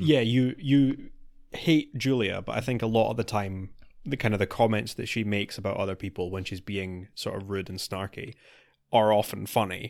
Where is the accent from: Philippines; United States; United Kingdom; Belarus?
United Kingdom; we're, we're British.